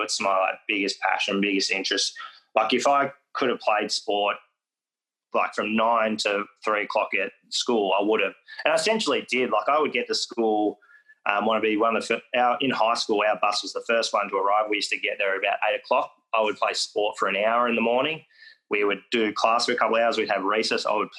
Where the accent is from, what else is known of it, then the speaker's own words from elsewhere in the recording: Foster, Victoria, Australia; also born or lived in Western Australia; And for me, I wasn't from that country growing up in Foster. I knew I was from WA, but I didn't really understand where and what that meant.